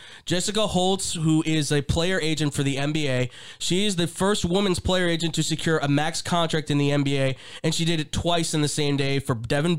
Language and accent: English; Scotland, United Kingdom; I'm Scottish. Sorry.